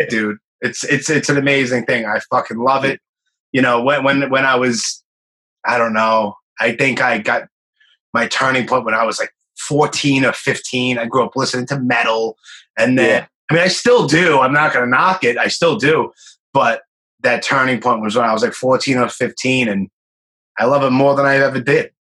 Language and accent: English; New York, United States; also born or lived in Miami; born and raised in Brooklyn